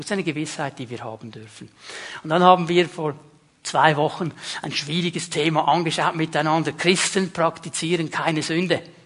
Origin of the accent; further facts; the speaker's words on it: Switzerland; wir sind Schweizer, wir sind Westler